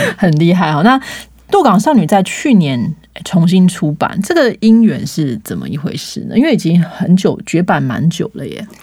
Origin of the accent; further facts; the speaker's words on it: Changhua, Changhua County, Taiwan; 我是彰化市嘛